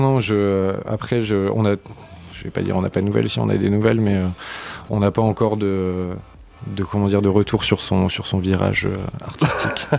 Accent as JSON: {"language": "French", "town": "Lille", "region": "Hauts-de-France", "country": "France", "moved": "yes", "lives_now": "Paris, France", "said": "on est de Lille"}